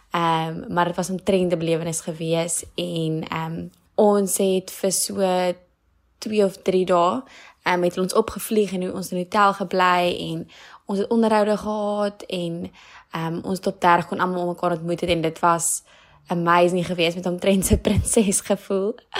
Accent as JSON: {"language": "Afrikaans", "town": "Stellenbosch", "region": "Western Cape", "country": "South Africa", "said": "ek kom van Stellenbosch"}